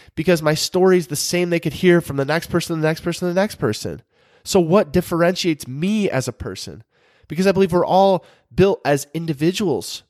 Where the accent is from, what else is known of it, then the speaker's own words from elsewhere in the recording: Michigan, United States; moved away as an adult; now in North Carolina, United States; we're originally from Michigan